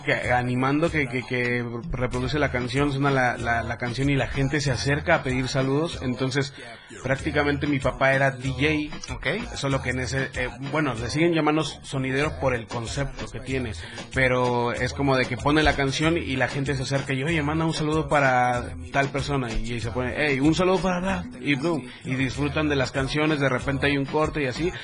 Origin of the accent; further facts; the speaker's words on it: Mexico City, Mexico; soy el peor chilango